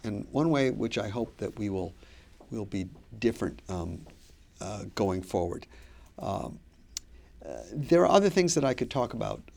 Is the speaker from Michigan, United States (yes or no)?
yes; Pontiac, Michigan, United States; moved away as an adult; now in Boston, United States; I grew up in Pontiac, Michigan, which is now the poorest city in the state of Michigan